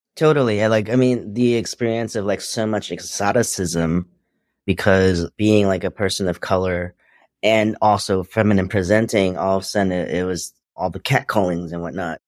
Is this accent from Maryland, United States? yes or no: no; New York City, New York, United States; also born or lived in Hong Kong; now in Los Angeles, United States; just raised in Queens. I was born in Hong Kong